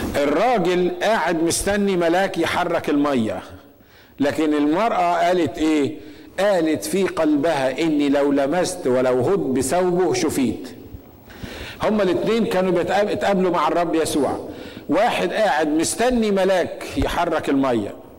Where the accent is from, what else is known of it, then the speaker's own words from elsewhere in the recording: Egypt; عندنا في مصر